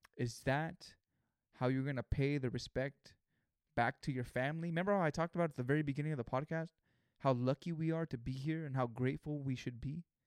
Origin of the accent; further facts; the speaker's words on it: Greenfield, California, United States; Greenfield, California, my hometown